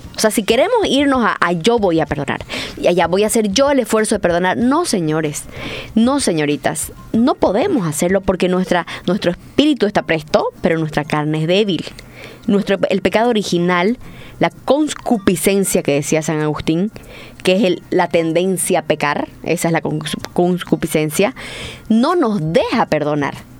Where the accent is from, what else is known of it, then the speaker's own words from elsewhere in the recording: Santa Cruz, Bolivia; Soy católica, soy cruceña, soy boliviana